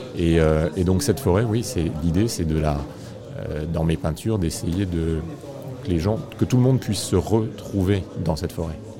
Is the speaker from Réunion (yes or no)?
yes; Réunion; je suis né à La Réunion. Et très jeune, je me souviens qu'on allait avec les parents se promener en forêt